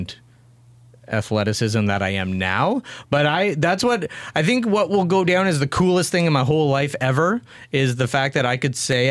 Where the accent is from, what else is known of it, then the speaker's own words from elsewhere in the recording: Kingston, Ontario, Canada; moved away as an adult; also born or lived in Kitchener; now in Belleville, Canada; I grew up in Kingston where there were 9 high schools.